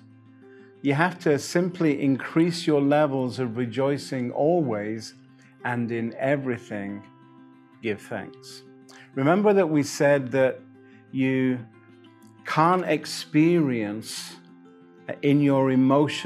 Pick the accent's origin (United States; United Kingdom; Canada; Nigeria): United Kingdom; England; I'm English